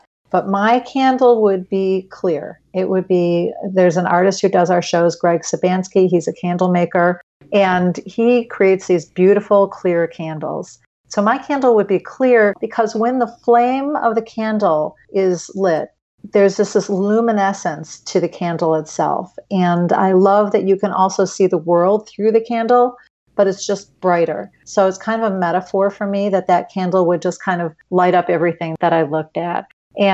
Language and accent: English; Highland Park, United States; when I was about 4 years old, my mom, we grew up in Highland Park, used to go to the grocery store